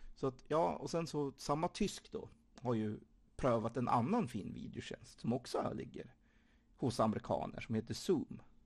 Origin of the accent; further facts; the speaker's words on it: Sweden; jag som svensk